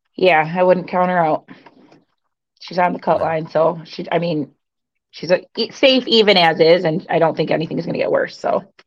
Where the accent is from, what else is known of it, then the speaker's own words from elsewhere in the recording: Michigan, United States; I'm from Michigan